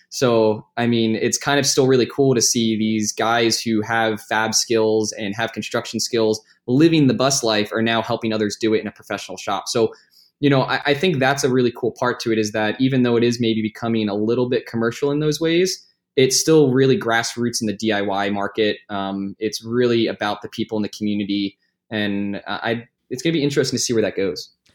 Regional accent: New Jersey, United States; I grew up in Jersey

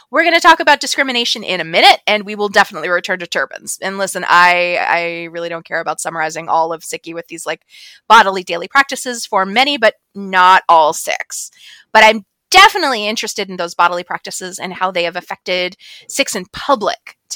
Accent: Ireland; even though we're Irish.

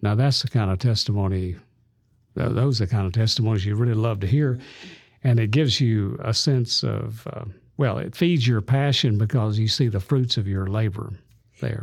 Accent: Birmingham, Alabama, United States; also born or lived in Tuscaloosa; this little fellow growing up in Birmingham, Alabama

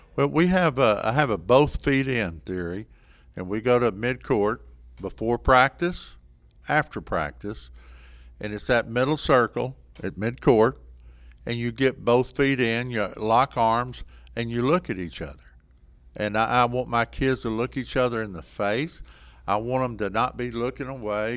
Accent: Sanger, Texas, United States; I grew up in Sanger, Texas, graduation class of twenty-six. I'm from a small town, proud of it

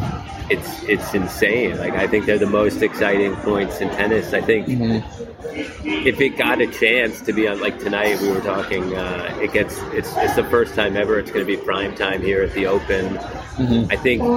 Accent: New York, United States; I grew up in New York

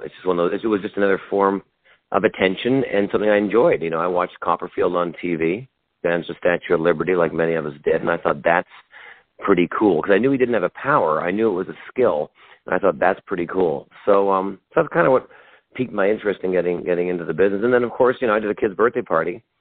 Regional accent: Vancouver, British Columbia, Canada; moved away as an adult; now in United States; I am originally from Vancouver, Canada. I am Canadian, and I'm now an American citizen as well.

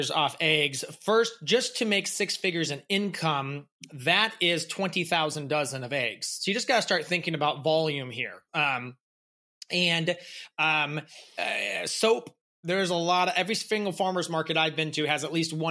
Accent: Massachusetts, United States; also born or lived in St. Louis; I was born in St. Louis, moved to Massachusetts where my family first started gardening.

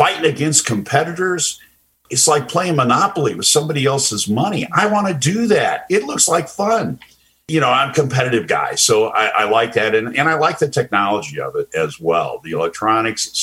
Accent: Indianapolis, Indiana, United States; moved away as an adult; also born or lived in Columbus, Ohio / Chicago / Phoenix / Atlanta; Indianapolis, which is my hometown

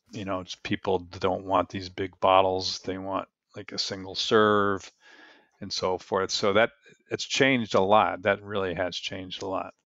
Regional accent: New Jersey, United States; I grew up in New Jersey

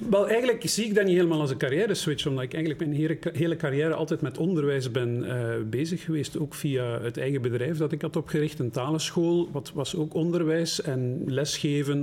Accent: Flanders, Belgium; ik noem mezelf geen flamingant, ik ben gewoon een Vlaming

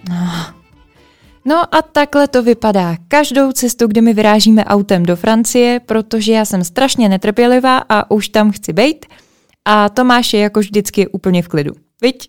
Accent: Plzeň, Plzeň Region, Czechia; my jsme z Plzně

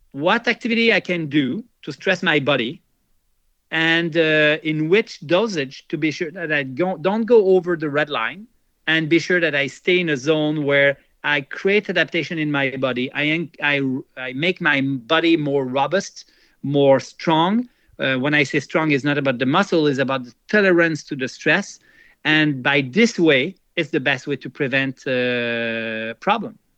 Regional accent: Switzerland; English is a second language; I never go there, even if I come from from Switzerland.

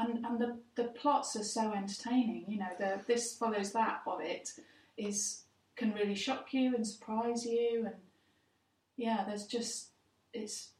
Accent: England, United Kingdom; an English person

